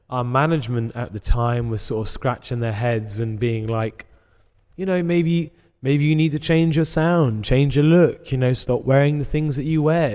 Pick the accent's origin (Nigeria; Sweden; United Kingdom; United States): United Kingdom; England; we're English